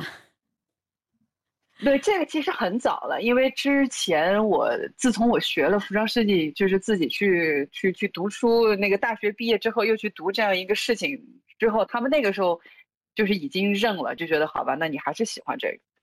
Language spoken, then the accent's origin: Chinese; Urumqi, Xinjiang, China; moved away; 所以小的时候在新疆长大